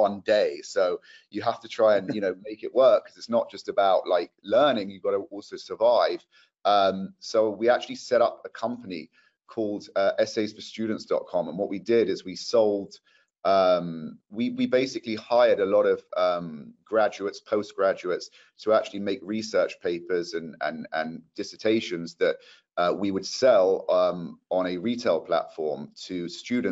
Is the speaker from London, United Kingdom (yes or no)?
yes; London, United Kingdom; moved away as an adult; also born or lived in Manchester; now in Los Angeles, United States; I'm from London too